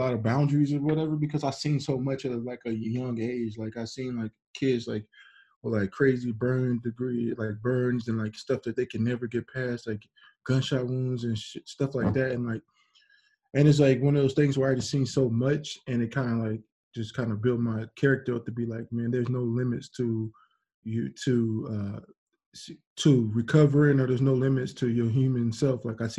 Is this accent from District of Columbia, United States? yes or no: no; San Diego, California, United States; It was an apartment, because like in where I grew up in California, in San Diego, like they had like all these little stone things for drive-bys